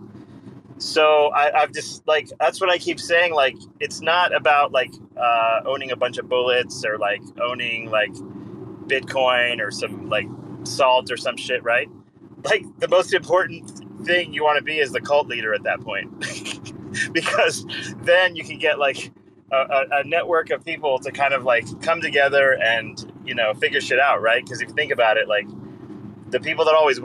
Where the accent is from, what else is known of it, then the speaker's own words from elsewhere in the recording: Canada; I'm Canadian